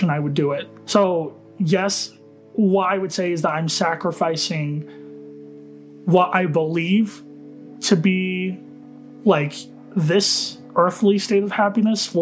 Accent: Utah, United States; I am from Utah

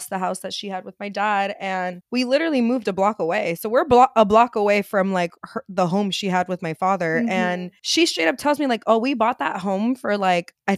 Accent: Los Angeles, California, United States; So I grew up in South LA. I grew up like near Slauson and Crenshaw.

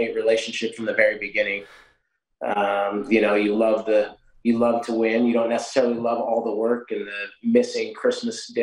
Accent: Newberg, Oregon, United States; moved away as an adult; also born or lived in Missouri; now in Fayette, United States; I was six years old back in my hometown in Newburgh, Oregon

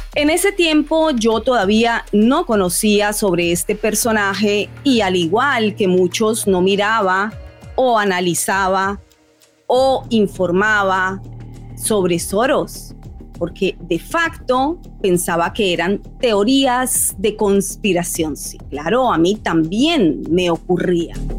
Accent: Colombia; moved away; mi país natal, Colombia

